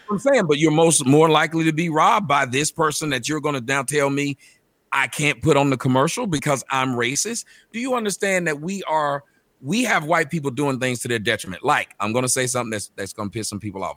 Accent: Atlanta, Georgia, United States; moved away as an adult; also born or lived in Phoenix; I'm from Atlanta

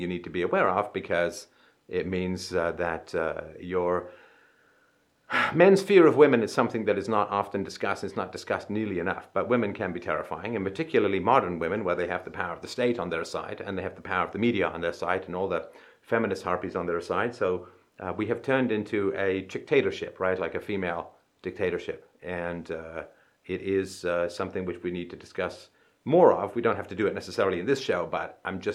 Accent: England, United Kingdom; I grew up in England.

